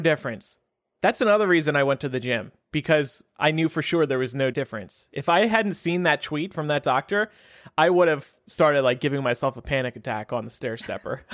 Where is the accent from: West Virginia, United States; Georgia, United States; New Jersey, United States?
New Jersey, United States; now in Chicago, United States; New Jersey, my home state